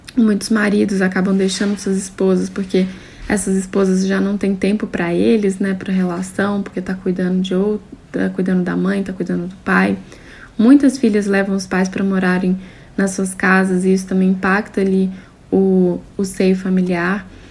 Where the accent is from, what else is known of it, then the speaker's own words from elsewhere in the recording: Minas Gerais, Brazil; eu sou mineira, tenho 31 anos